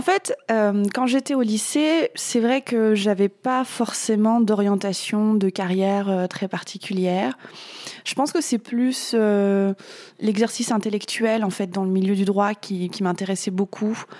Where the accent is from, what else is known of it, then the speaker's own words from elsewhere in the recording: France; je suis née en France